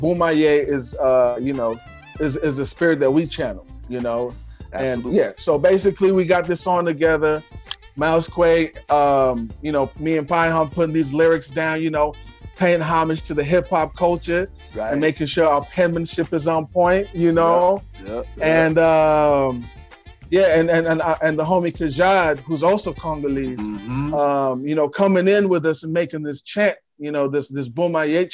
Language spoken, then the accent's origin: English; Kenya; growing up in Kenya.